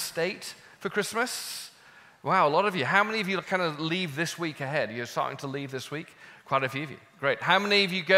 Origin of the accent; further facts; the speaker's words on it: United Kingdom; I'm British